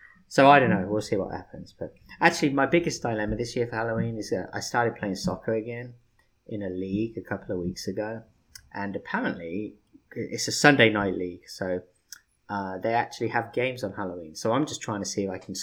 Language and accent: English; United Kingdom; I'm fucking British